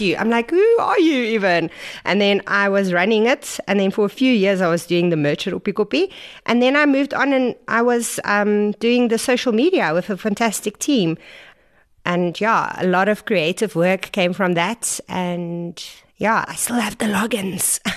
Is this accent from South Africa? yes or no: yes; Vanderbijlpark, Gauteng, South Africa; moved away as an adult; also born or lived in Stellenbosch; I grew up in Farabelle Park